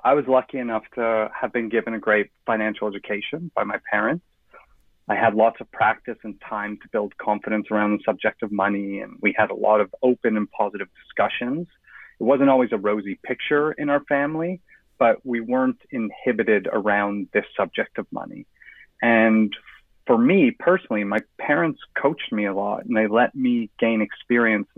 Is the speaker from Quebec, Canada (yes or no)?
no; Toronto, Ontario, Canada; moved away as an adult; also born or lived in Johannesburg, South Africa / London, England; I grew up in Toronto